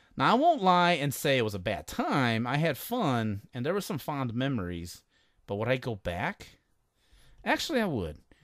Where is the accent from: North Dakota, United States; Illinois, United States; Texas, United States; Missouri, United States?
Illinois, United States; Chicago; I'm from Chicago